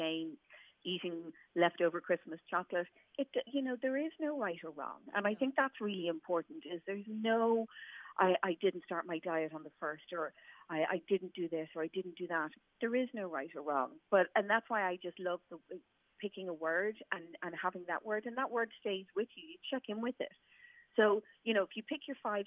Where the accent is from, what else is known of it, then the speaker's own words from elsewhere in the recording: Ireland; as Irish people